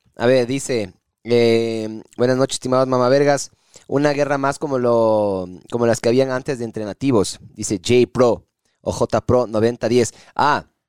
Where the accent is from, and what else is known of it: Ecuador